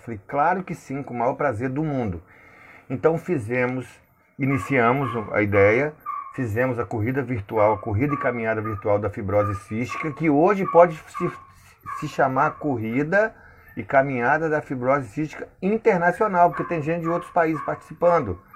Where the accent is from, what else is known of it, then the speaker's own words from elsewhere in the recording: Linhares, Espírito Santo, Brazil; sou de Linhares, no Espírito Santo